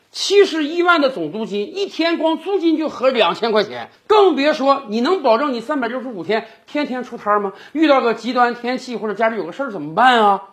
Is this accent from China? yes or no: yes; China; 我们中国人